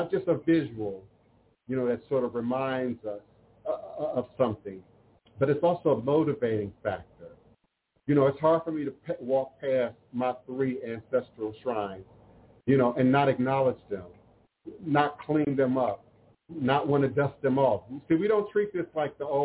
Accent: Coral Hills, Maryland, United States; moved away; I grew up in Coral Hills, Capitol Hills, Maryland

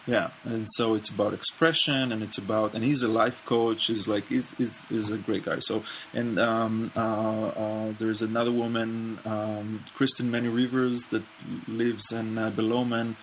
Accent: Israel; I grew up in Israel and in the navy

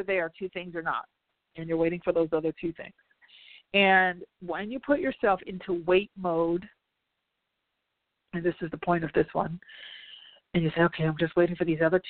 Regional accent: New Jersey, United States; I'm from Jersey

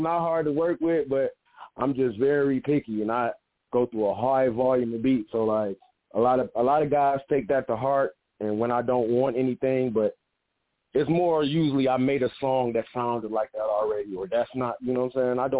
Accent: Detroit, Michigan, United States; I'm from Detroit, so you know … is in my top five.

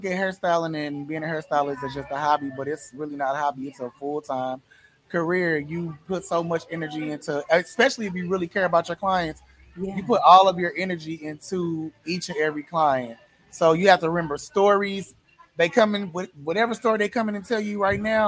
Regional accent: St. Louis, Missouri, United States; now in Atlanta, United States; I'm from St. Louis. I just live in Atlanta.

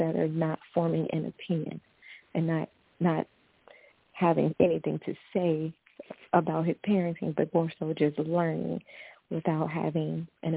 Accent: the South, United States; I'm from the South. We say grown

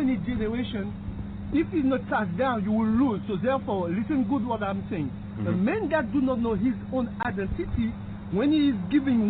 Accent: Martinique; born or raised there; moved away

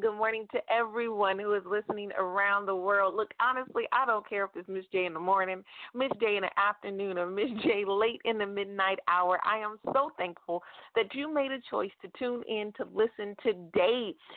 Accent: United States; I am an American, and I have only lived in America

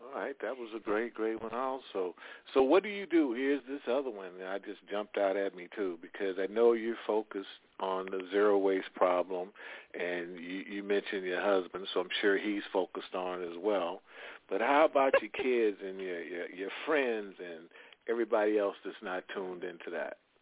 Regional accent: Midwest, United States; I come from the Midwest

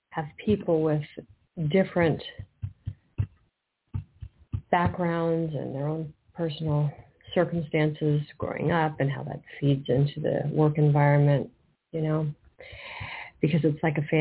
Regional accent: Philadelphia, Pennsylvania, United States; accent: East Coast; moved away as an adult; now in Sedona, United States; No, I'm from Philly. I'm from Philadelphia.

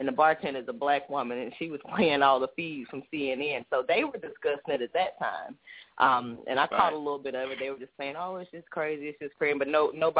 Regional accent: Atlanta, Georgia, United States; moved away as an adult; now in Huntsville, United States; I am from Atlanta. I am. But I'm in Huntsville right now.

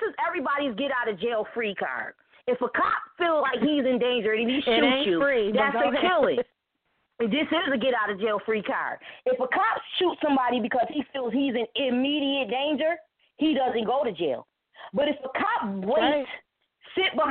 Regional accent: Buffalo, New York, United States; also born or lived in Niagara Falls, New York; I'm from Buffalo, New York, Niagara Falls

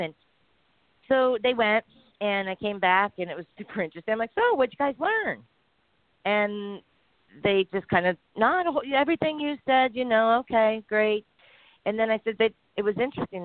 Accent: San Diego, California, United States; I came from San Diego, California

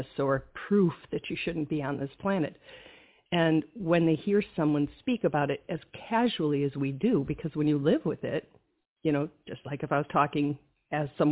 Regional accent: Wisconsin, United States; I'm from Wisconsin

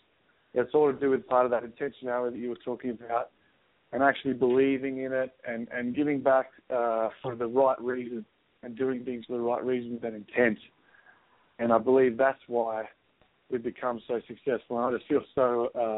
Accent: Sydney, New South Wales, Australia; moved away as an adult; now in Seattle, United States; I was born in Sydney, Australia, in a little town called Cronulla Beach. So I grew up in a very active town

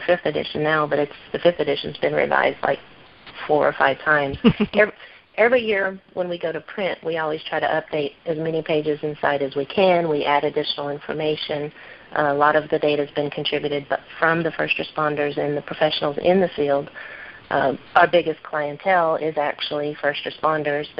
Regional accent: Midwest, United States; moved away as an adult; I grew up in the Midwest

